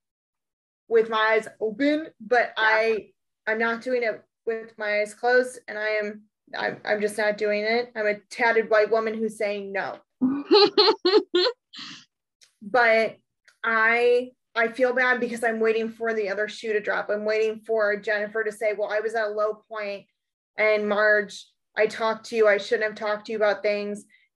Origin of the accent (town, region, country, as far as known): East Coast, United States; born or raised there